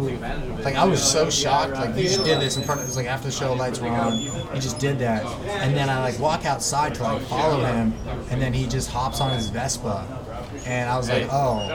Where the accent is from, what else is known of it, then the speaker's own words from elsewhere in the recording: Ventura, California, United States; now in Los Angeles, United States; it was like my hometown club